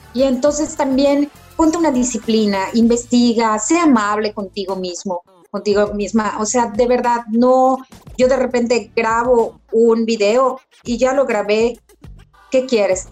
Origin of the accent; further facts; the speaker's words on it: Yucatán, Mexico; soy esa típica yucateca